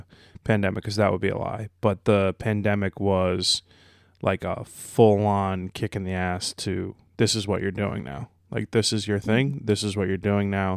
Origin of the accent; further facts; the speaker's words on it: North Caldwell, New Jersey, United States; North Caldwell